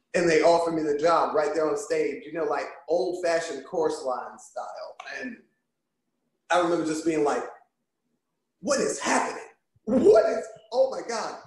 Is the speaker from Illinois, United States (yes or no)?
no; Richmond, Virginia, United States; also born or lived in Lynchburg, Virginia / Amherst County, Virginia; my parents moved to the big city, which is Richmond, when uh, before I was born. Okay. And uh, we uh, we lived in Richmond, just south of Richmond, for most of my life